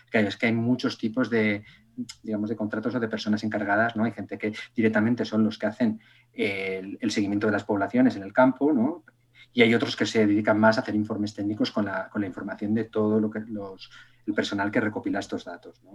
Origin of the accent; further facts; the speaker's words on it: Extremadura, Spain; moved away; also born or lived in Castellón; yo vivía en Castellón, soy extremeño, pero, pero mis padres se fueron a vivir a, Castellón por razones laborales